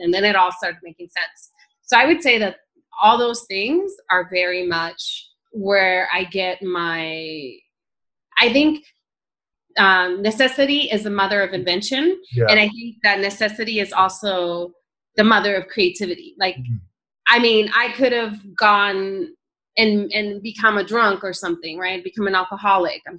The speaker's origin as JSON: {"language": "English", "region": "Northern California", "country": "United States", "tie": "born or raised there", "also_born_or_lived": "El Salvador", "lives_now": "Tucson, United States"}